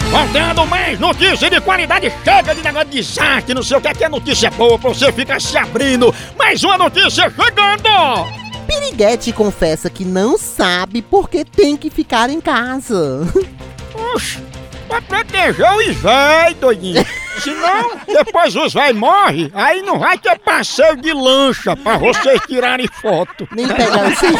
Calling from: São Paulo, Brazil; sou do interior de São Paulo.

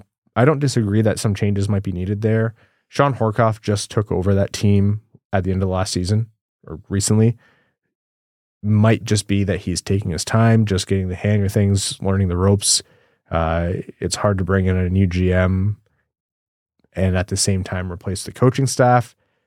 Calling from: Australia; As an Australian-based Wings fan, it isn't easy to get a sense of what's happening with the team

